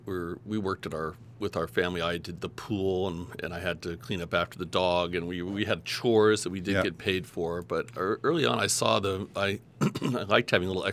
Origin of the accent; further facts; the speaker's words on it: Los Angeles, California, United States; I grew up in Woodland Hills, California.